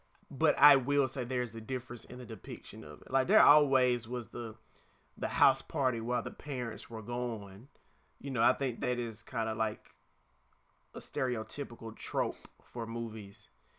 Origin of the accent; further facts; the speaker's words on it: Atlanta, Georgia, United States; I'm from Atlanta.